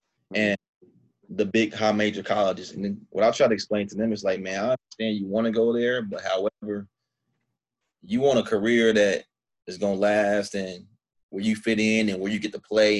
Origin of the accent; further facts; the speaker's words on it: Indiana, United States; also born or lived in Switzerland; growing up in Indiana